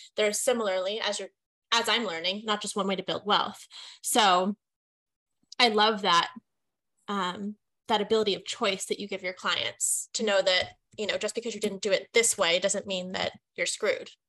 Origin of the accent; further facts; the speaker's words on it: West Coast, United States; I was born and raised on the West Coast